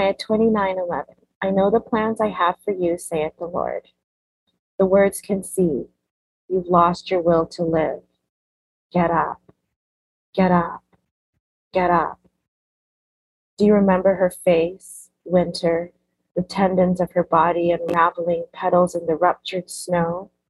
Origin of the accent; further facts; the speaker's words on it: Canada; born there; That's how I was born in Canada.